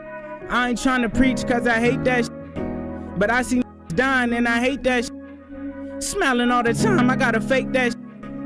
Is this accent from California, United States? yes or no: yes; Vallejo, California, United States; I'm from Vallejo, California. Bay from Area, California.